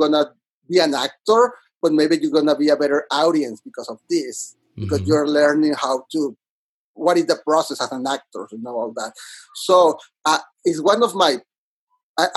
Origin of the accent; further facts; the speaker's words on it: Monterrey, Nuevo León, Mexico; English is a second language; moved away as an adult; now in New York City, United States; I'm originally from Monterrey, Mexico